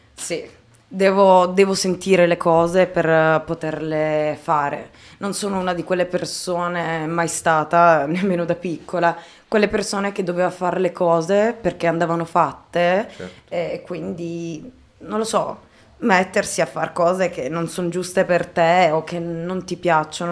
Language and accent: Italian; Taranto, Apulia, Italy; ho scritto per un giornale nella mia città natale, Taranto